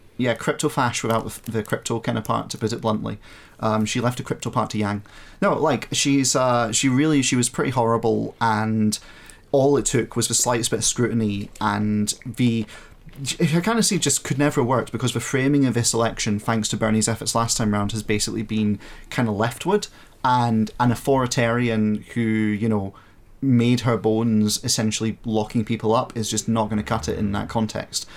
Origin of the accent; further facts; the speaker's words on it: Scotland, United Kingdom; I'm from Scotland